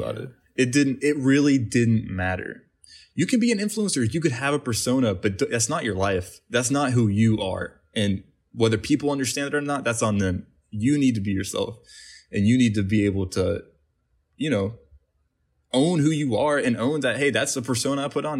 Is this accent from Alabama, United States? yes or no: no; West Virginia, United States; moved away as an adult; now in Los Angeles, United States; we grew up in West Virginia.